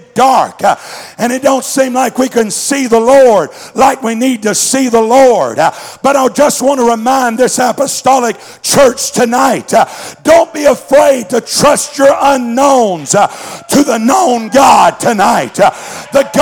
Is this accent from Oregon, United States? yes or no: no; Mississippi, United States; now in Southwest Missouri, United States; living here in Southwest Missouri, I grew up in Mississippi, so we had a lot of sayings down there